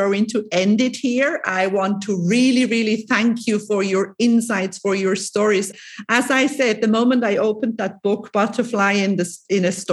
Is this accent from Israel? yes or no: no; Lucerne, Switzerland; now in Cyprus; I'm originally from Lucerne, but I've been living here for many, many years.